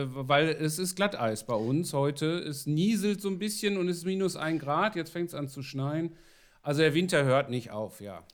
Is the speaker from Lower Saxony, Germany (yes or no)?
no; Ruhr area, North Rhine-Westphalia, Germany; ich komme aus dem Ruhrgebiet